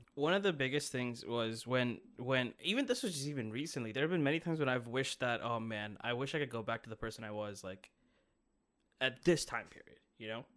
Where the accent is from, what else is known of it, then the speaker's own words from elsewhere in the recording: Brampton, Ontario, Canada; I'm from Brampton